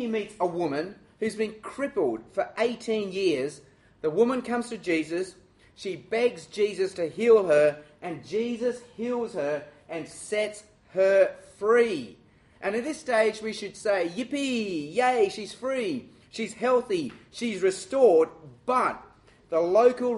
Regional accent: Australia; I'm Chinese, and I'm Australian

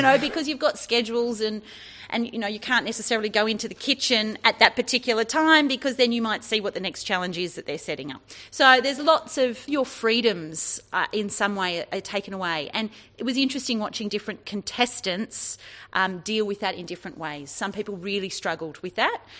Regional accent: Sydney, New South Wales, Australia; now in Orange, Australia; I grew up in Sydney and moved to the country in Orange in New South Wales

